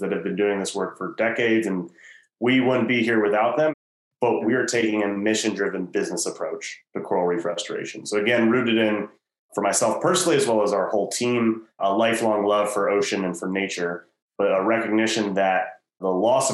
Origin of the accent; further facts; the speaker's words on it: Washington, District of Columbia, United States; I'm originally from Washington, D.C.